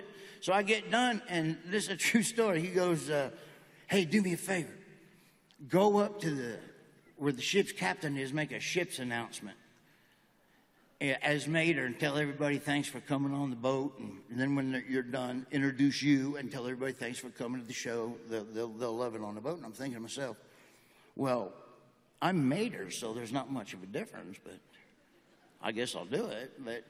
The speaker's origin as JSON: {"language": "English", "region": "Nebraska", "country": "United States", "tie": "born or raised there", "also_born_or_lived": "Florida / Georgia", "moved": "yes", "said": "I grew up in Nebraska on a pig farm"}